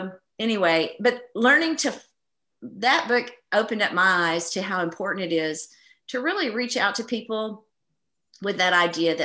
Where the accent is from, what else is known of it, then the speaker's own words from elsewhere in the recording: East Texas, United States; I grew up in East Texas, where, you know, we're surrounded by, it's the Bible Belt.